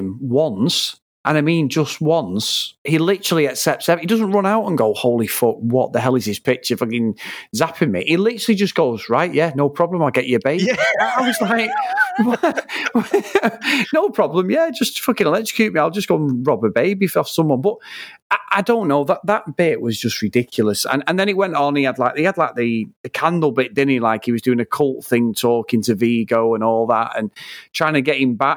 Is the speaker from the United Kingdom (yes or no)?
yes; England, United Kingdom; we're English